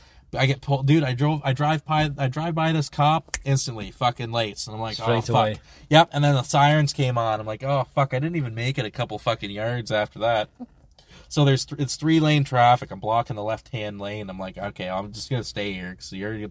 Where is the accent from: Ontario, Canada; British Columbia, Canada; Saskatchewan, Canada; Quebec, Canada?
Ontario, Canada; I'm out of province. I'm from Ontario.